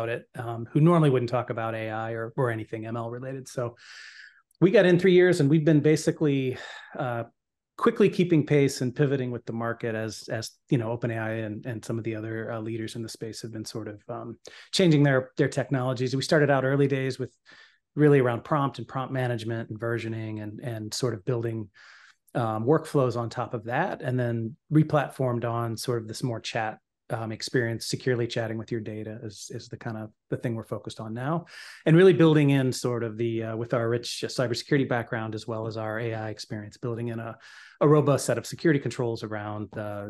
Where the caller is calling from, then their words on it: Westerville, Ohio, United States; Columbus, Ohio. Well, Westerville, technically, but outside of Columbus.